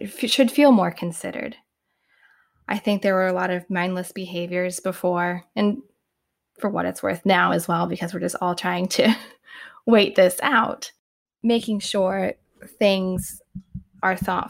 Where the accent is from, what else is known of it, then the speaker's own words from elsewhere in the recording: Indiana, United States; moved away as an adult; now in Bay Area, United States; before I moved to the Bay Area 10 years ago, I lived in the Midwest. I'm originally from Indiana